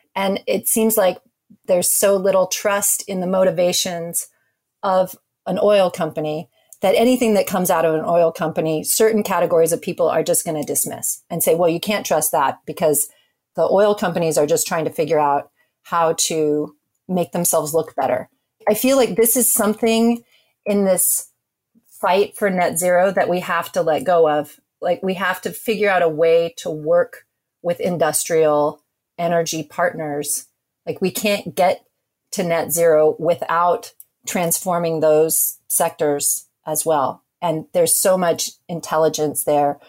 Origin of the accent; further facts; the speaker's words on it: Alaska, United States; I grew up in Alaska.